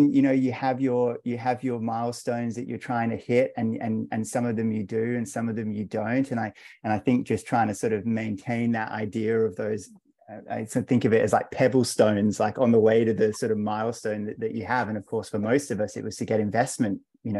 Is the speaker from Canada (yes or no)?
no; Australia; also born or lived in London; And now we're both back down here in Australia. So I moved from London a couple of years ago, so I'm in Melbourne now